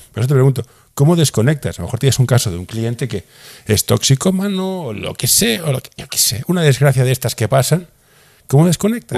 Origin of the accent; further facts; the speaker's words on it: Barcelona, Catalonia, Spain; yo soy de Barcelona